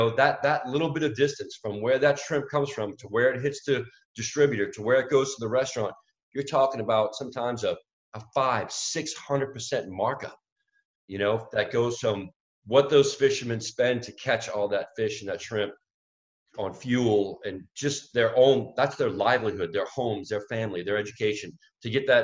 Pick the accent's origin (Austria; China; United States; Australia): United States; New Orleans, Louisiana; I'm born and raised in New Orleans